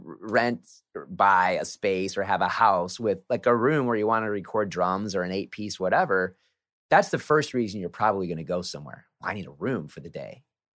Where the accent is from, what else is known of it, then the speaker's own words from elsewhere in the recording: Sioux City, Iowa, United States; now in Bay Area, United States; Sioux City, Iowa, my hometown.